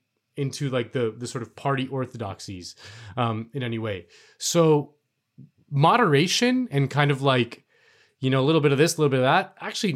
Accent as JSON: {"language": "English", "town": "Miami", "region": "Florida", "country": "United States", "tie": "born or raised there", "said": "look at Miami right now, man. People are fucking going crazy in my hometown."}